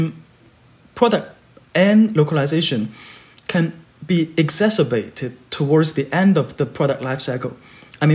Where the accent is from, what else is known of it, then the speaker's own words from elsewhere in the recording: Guangzhou, Guangdong, China; English is a second language; moved away; I grew up in Guangzhou, which is a bilingual area